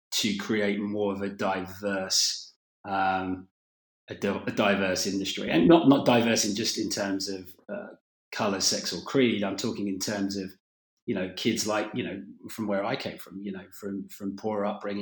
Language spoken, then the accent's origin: English; London, United Kingdom; I was a kid from North London